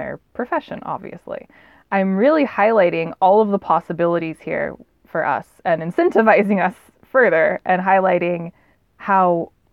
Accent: Southern California, United States; I'm a Southern California girl

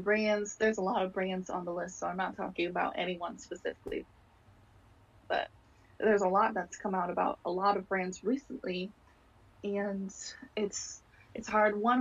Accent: United States; I'm half Guatemalan, but I was completely born in the United States

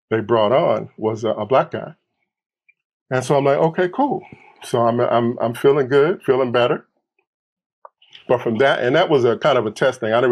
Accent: Detroit, Michigan, United States; I'm from Detroit here in Los Angeles.

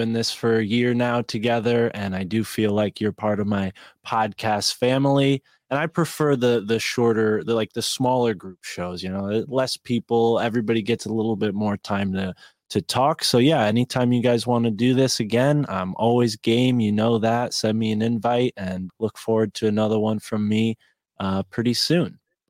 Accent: Connecticut, United States; I'm from Connecticut.

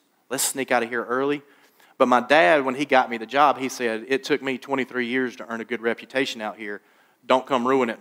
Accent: Laurinburg, North Carolina, United States; my dad got me a job working at a glass factory in my hometown of Laurinburg, North Carolina.

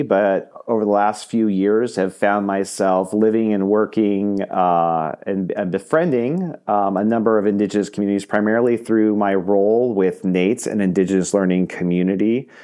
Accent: Southern California, United States; now in Iowa, United States; I'm originally from Southern California.

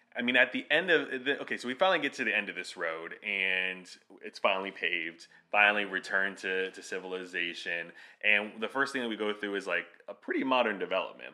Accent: South Florida, United States; we're from South Florida

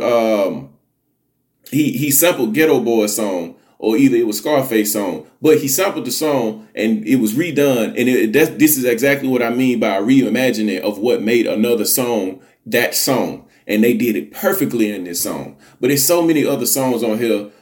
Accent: Alabama, United States; I'm from the South. I'm a Southern boy. I'm from Alabama

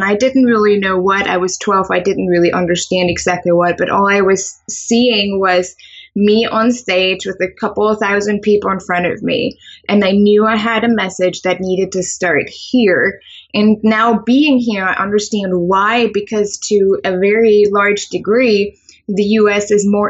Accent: Germany; English is a second language; moved away as an adult; now in United States; I am originally from Germany, and I moved here to the U.S. about 8 years ago. I think it's been 8 years or 9 years.

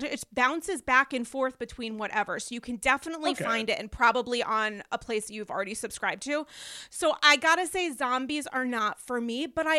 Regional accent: New York, United States; this as a New Yorker.

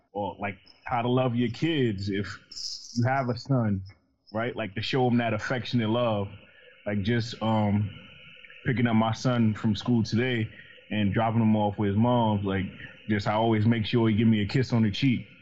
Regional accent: New York, United States; I'm from New York. I grew up in the projects

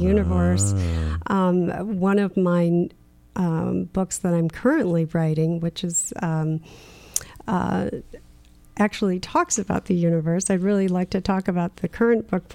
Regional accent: Michigan, United States; where I grew up in Michigan

